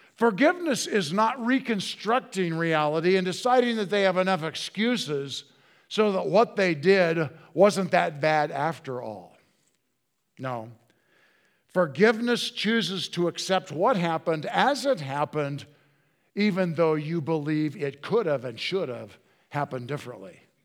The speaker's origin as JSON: {"language": "English", "town": "Hillsboro", "region": "Oregon", "country": "United States", "said": "So we just say Portland, Oregon."}